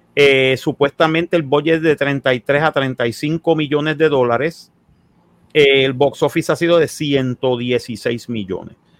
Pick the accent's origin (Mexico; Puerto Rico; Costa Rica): Puerto Rico; somos puertorriqueños